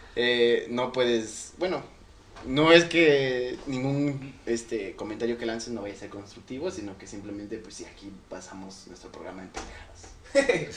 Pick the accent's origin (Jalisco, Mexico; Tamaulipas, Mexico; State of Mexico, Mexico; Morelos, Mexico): State of Mexico, Mexico; Ecatepec; somos de Catepec